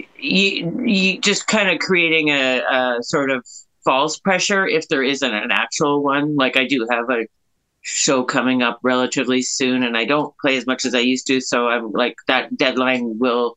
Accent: Kitchener, Ontario, Canada; I grew up in Kitchener

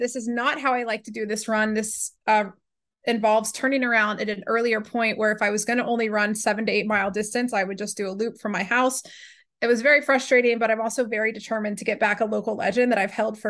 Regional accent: Atlanta, Georgia, United States; I'm from Atlanta, and there's all these places that we have right here.

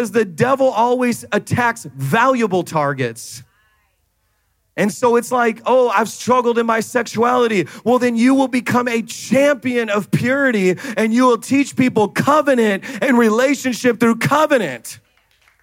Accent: Jamaica; I'm Jamaican

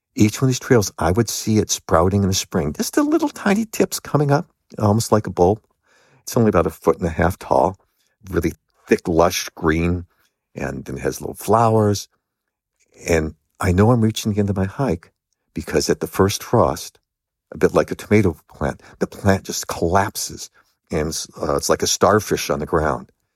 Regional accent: Los Angeles, California, United States; I grew up in Los Angeles

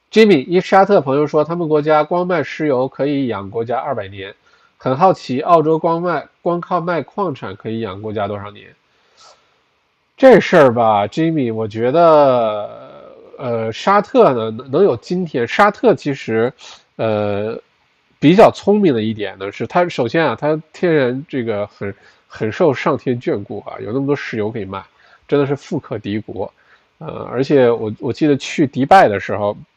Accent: China; now in Melbourne, Australia; 我本来从小在国内读的中学、小学

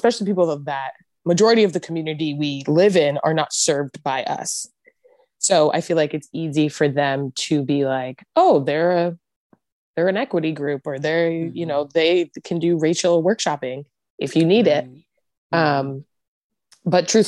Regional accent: East Coast, United States; moved away as an adult; now in Eureka, United States; We're both from the East Coast. We're transplants.

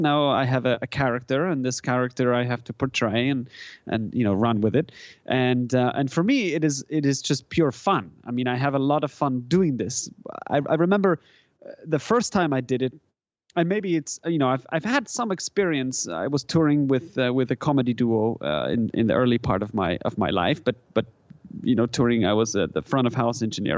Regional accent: German-speaking Switzerland, Switzerland; first language German; English is a second language; moved away as an adult; now in San Francisco, United States; I grew up in Switzerland. I grew up in the German part of Switzerland. So, you know, German is, is kind of my native, um, language in a sense

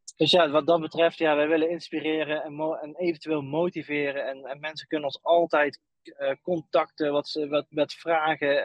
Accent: Eindhoven, North Brabant, Netherlands; moved away as an adult; wij komen dan uit Eindhoven

